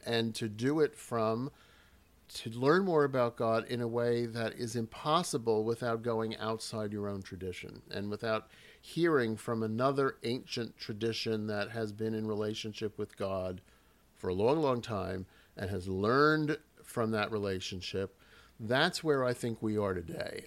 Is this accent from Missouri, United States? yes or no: no; New York, United States; now in Philadelphia, United States; I'm from New York originally